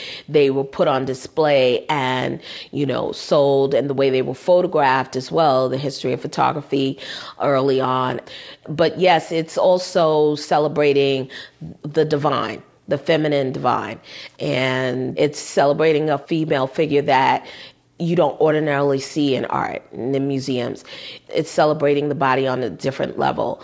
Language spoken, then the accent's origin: English; New York, United States; My parents are Southern, but I was born here in New York